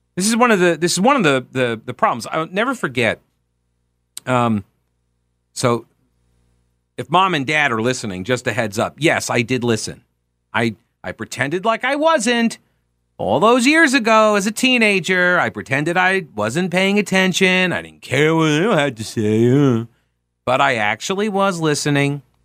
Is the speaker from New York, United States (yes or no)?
yes; Long Island, New York, United States; now in Charlotte, United States; we were on Long Island